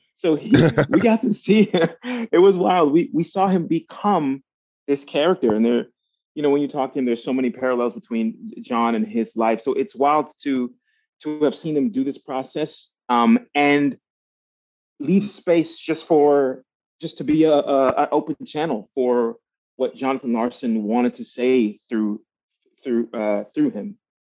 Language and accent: English; Miami, Florida, United States; I grew up in Miami, Florida